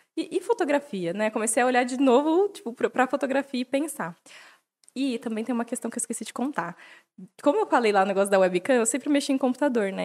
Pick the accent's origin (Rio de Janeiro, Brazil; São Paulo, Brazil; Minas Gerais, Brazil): São Paulo, Brazil; Jundiaí; moved away as an adult; now in Atibaia, Brazil; eu sou de Jundiaí, que é a cidade do lado